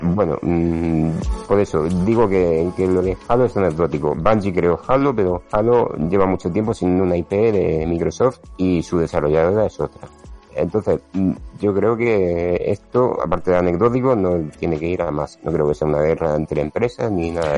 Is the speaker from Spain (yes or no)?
yes; Region of Murcia, Spain; moved away; Estoy aquí en, mi tierra.